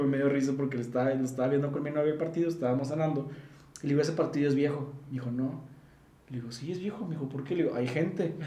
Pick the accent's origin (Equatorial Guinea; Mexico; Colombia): Mexico; yo como, como ciudadano mexicano